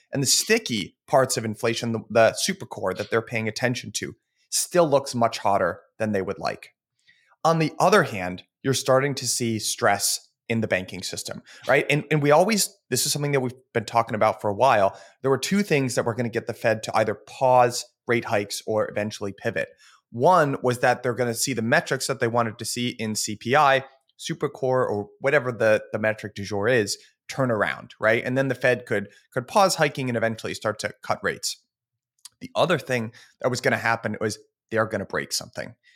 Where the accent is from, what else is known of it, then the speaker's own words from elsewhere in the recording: United States; our country